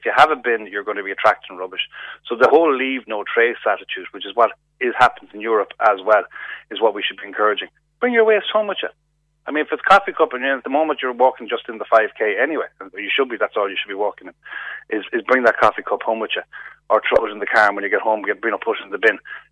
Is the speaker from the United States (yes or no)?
no; Galway, Connacht, Ireland; We're the City of Festivals and City of Tribes